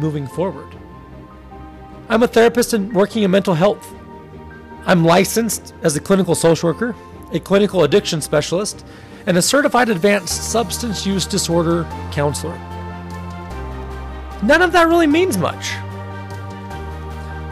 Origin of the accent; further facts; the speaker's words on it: Salt Lake City, Utah, United States; I grew up in Salt Lake City, Utah, surrounded by my loving family and incredibly supportive friends